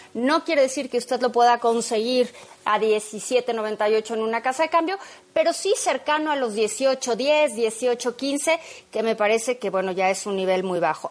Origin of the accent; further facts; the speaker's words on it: Mexico; los mexicanos